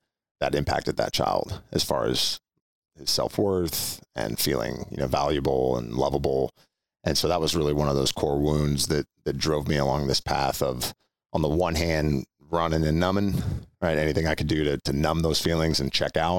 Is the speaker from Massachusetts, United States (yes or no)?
no; Orinda, California, United States; also born or lived in Walnut Creek; grew up in a town called Orinda, which is just east of Oakland and Berkeley.